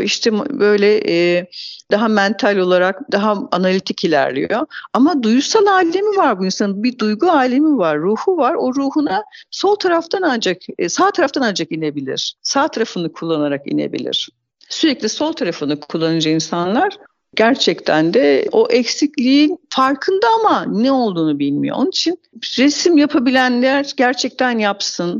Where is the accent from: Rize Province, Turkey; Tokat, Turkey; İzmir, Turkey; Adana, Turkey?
Tokat, Turkey; 1970 Tokat doğumluyum.